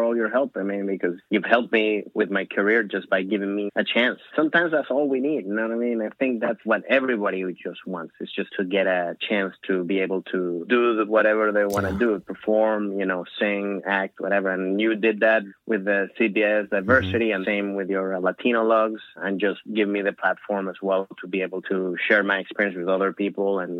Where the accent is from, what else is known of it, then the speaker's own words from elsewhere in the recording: Maryland, United States; also born or lived in Venezuela; I also kept my Venezuelan culture. I know how to, in a way, and also I grew up in Maryland, Washington, D.C. area